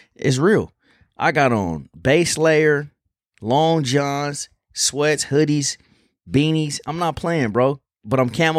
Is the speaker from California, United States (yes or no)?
yes; California, United States; But I got a couple homies that I grew up with back in Cali, man.